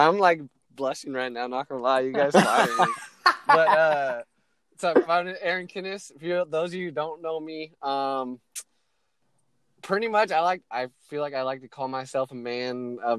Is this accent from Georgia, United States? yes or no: no; Hawaii, United States; now in Portland, United States; I was born in Hawaii, grew up there a little bit, moved around for a while, and I've ended up in Portland.